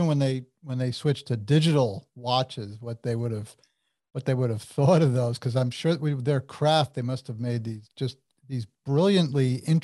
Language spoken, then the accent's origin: English; New Jersey, United States; I'm from Jersey.